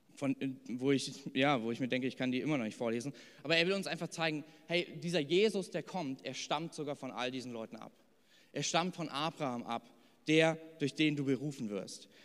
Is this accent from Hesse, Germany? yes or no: yes; Hesse, Germany; now in Thuringia, Germany; ich bin in Hessen groß geworden